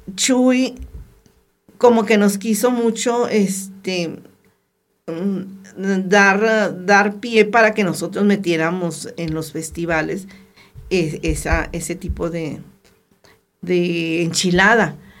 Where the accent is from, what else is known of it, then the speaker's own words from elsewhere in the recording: Torreón, Coahuila, Mexico; moved away as an adult; now in Arteaga, Mexico; Entonces, es de Torreón